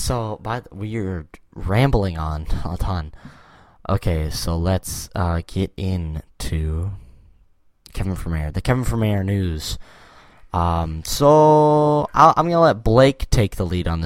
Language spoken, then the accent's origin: English; Canada; we're from the Great White North